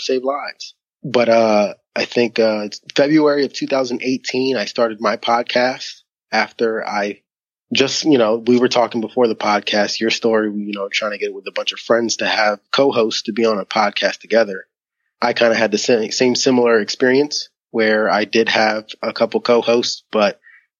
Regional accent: Philadelphia, Pennsylvania, United States; moved away; I was born and raised in Philadelphia, Pennsylvania, in the United States of America

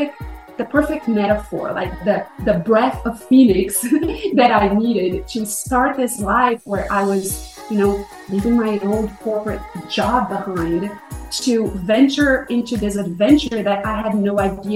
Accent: Brazil; English is a second language; I was born and raised in Brazil. And I had a very comfortable middle-class life

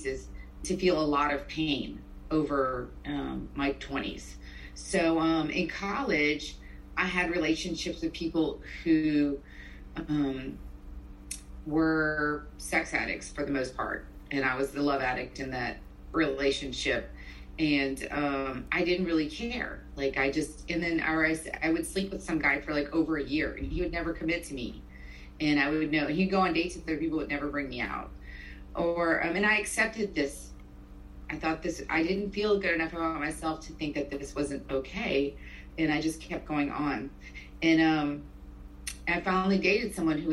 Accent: South Louisiana, United States; moved away as an adult; also born or lived in Mobile, Alabama / Northern Virginia / Katy, Texas; I grew up in South Louisiana

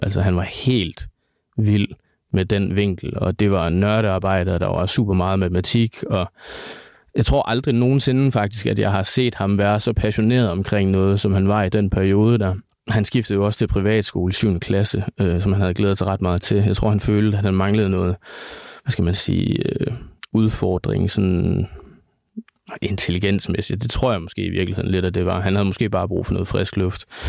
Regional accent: Vestbjerg, North Denmark Region, Denmark; moved away as an adult; now in Aalborg, Denmark; Jeg kommer fra Vestbjerg. Det er også der, hvor jeg kender Jonas fra

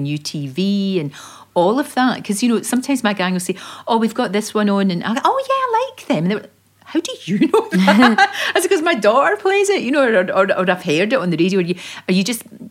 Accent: Glasgow, Scotland, United Kingdom; accent: Glasgow; moved away; I was born in the Gorbals in Glasgow and obviously from a very working class family.

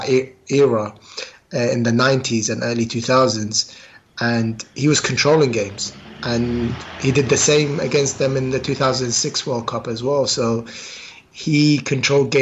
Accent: London, United Kingdom; Queen's Park Rangers is my hometown club. So I support Queen's Park because that's where I grew up.

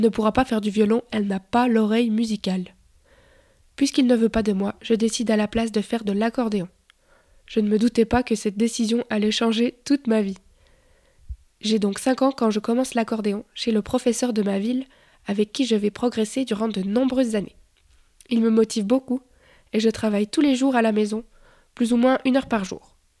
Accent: Bulle, Fribourg, Switzerland; Je suis né en Suisse en 1991, 91 pour les Français, dans la jolie ville de Bulle.

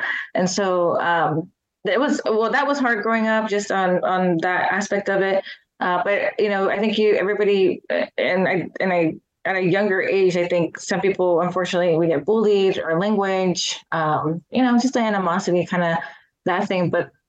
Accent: Georgia, United States; I actually was born and raised in Aguas, Georgia. And so both my parents are from Mexico, from Tamaulipas. And my grandparents as well, they immigrated like in the 80s to Georgia.

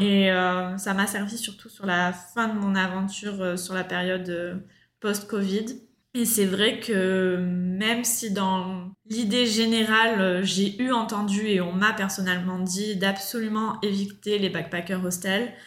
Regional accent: Marseille, Provence-Alpes-Côte d'Azur, France; moved away as an adult; now in Australia; je suis originaire de Marseille

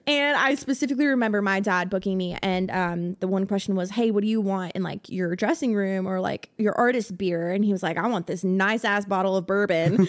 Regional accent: South Florida, United States; now in Nashville, United States; I'm originally from South Florida

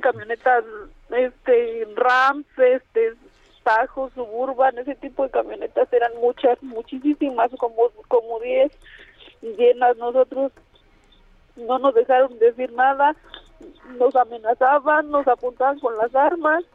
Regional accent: a small ranch near Yuriria, Guanajuato, Mexico; yo soy de, de Loma de cuál es un ranchito, un ranchito cerca de Yuridia

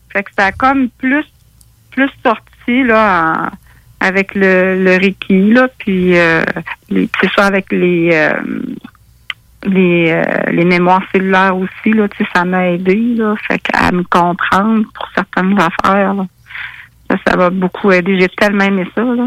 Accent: Quebec City, Quebec, Canada; now in Rivière-à-Pierre, Canada; je viens de Québec, je reste à Rivière-à-Pierre

